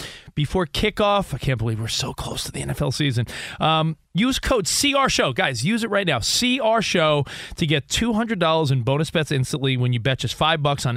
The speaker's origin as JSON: {"language": "English", "region": "New York", "country": "United States", "tie": "born or raised there", "moved": "yes", "lives_now": "Los Angeles, United States", "said": "we grew up on the East Coast in New York"}